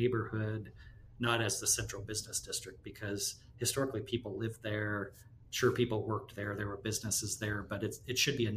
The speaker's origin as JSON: {"language": "English", "town": "Columbus", "region": "Nebraska", "country": "United States", "tie": "born or raised there", "moved": "yes"}